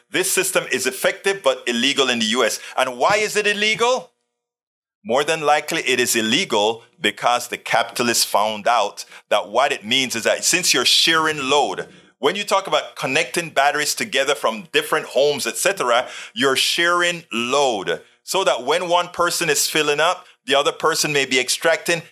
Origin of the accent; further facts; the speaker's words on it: Panama; now in United States; I came from Panama, Central America. And in our school, we had American history, rather, we had Panamanian history